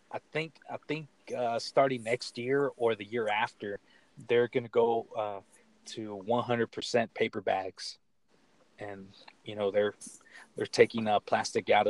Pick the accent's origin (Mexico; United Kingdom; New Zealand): Mexico; Michoacán; He's from know, my hometown of Michoacan.